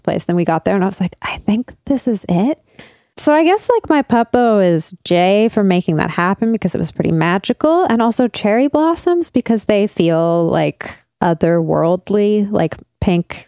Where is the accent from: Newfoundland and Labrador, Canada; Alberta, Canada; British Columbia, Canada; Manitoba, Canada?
British Columbia, Canada; Burnaby; I grew up in North Burnaby